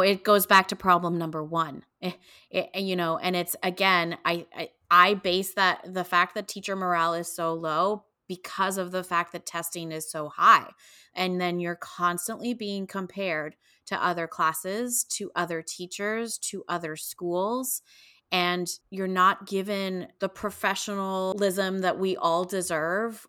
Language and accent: English; Canada; moved away; I grew up in Canada